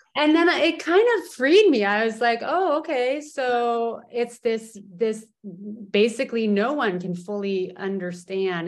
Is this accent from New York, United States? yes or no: no; California, United States; also born or lived in Portland, Oregon; now in Poland; I am definitely a Californian, but a Californian who often lives not in California.